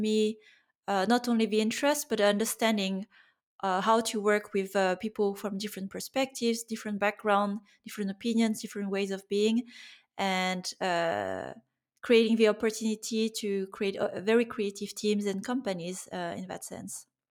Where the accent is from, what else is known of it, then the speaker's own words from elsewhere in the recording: France; moved away as an adult; also born or lived in Germany / Finland; growing up in France